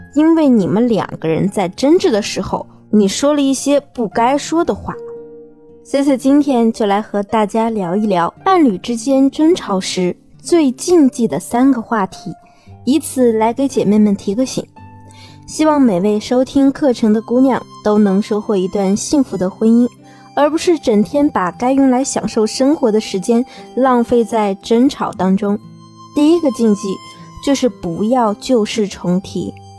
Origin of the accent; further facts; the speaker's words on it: China; 我们中国人的心思啊，一般都是很细腻的